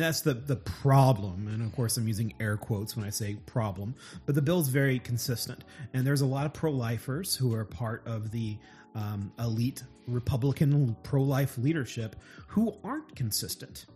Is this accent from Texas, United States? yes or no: no; Oklahoma, United States; I'm from Oklahoma